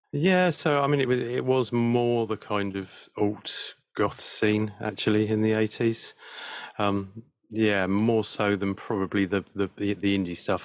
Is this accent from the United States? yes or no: no; West Sussex, South East England, United Kingdom; also born or lived in South London; I was brought up in in, in West Sussex, really. So yeah, on the south coast